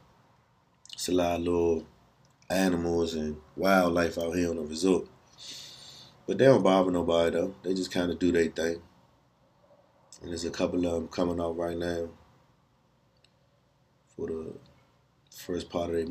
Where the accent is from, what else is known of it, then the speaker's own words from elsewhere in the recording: Washington, District of Columbia, United States; Good times growing up in Southeast, man. Good times going down Eastover